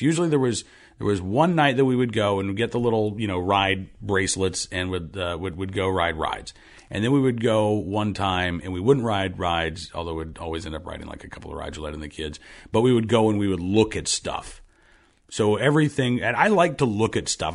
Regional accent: Oklahoma, United States; I grew up in Oklahoma

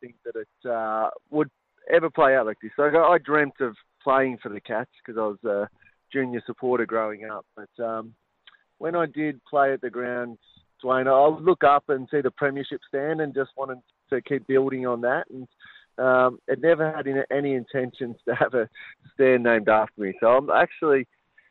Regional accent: Bendigo, Victoria, Australia; I grew up in Bendigo

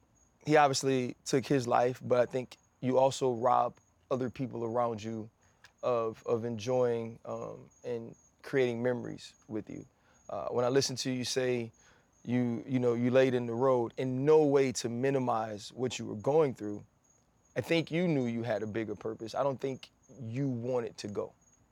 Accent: New Orleans, Louisiana, United States; I grew up in New Orleans.

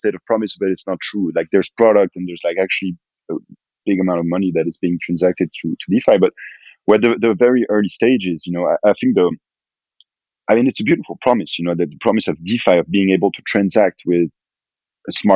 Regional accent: France; growing up in France

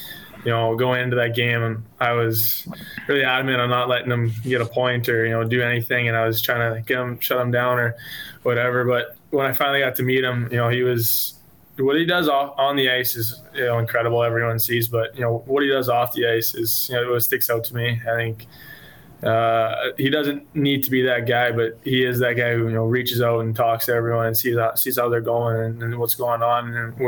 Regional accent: Edmonton, Alberta, Canada; I mean, I'm from Edmonton, so I'll probably go to a few of those games if they're still playing when we're back

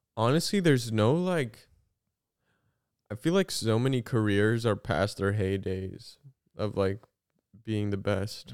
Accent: Southern Illinois, United States; I grew up in Southern Illinois

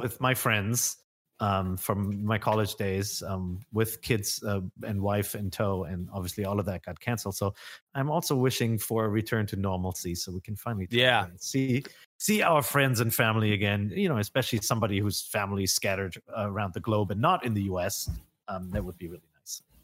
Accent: Germany; moved away; growing up in Germany, you needed a passport to go into Holland

